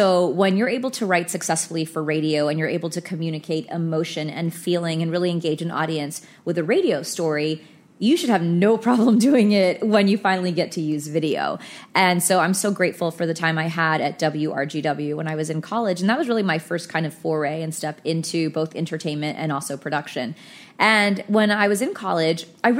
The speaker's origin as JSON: {"language": "English", "town": "Fort Worth", "region": "Texas", "country": "United States", "tie": "born or raised there", "also_born_or_lived": "Philadelphia", "moved": "as an adult", "lives_now": "New York, United States", "said": "I'm from Fort Worth, Texas"}